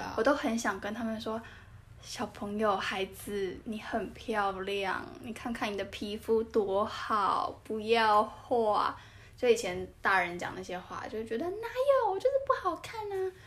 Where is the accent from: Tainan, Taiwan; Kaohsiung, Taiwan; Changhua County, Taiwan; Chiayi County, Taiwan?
Tainan, Taiwan; moved away as an adult; also born or lived in Taipei; 我们台南人嘛， 我大一，我们刚到台北的时候